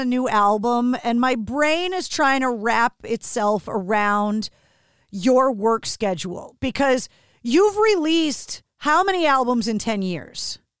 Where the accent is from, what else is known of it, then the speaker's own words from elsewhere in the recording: Boston, Massachusetts, United States; Growing up in Boston, I had never spent any time there.